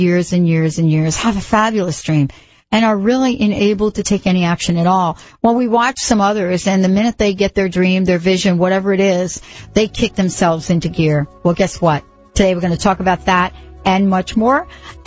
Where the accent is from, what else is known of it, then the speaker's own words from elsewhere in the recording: New York, United States; I grew up in New York, you know, I didn't even know you could grow grass till I was, you know, I think I was 15